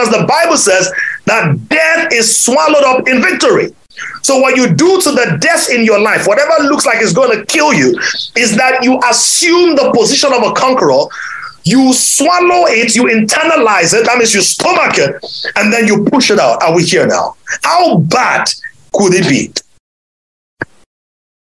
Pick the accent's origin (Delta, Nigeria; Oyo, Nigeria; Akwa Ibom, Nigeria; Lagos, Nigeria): Oyo, Nigeria; Ibadan; moved away; when I was a little boy growing up in Ibadan